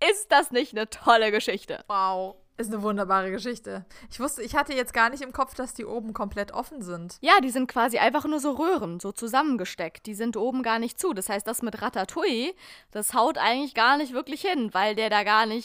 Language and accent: German; Germany; das, was wir als Deutsche als äh, Spiegelei verstehen.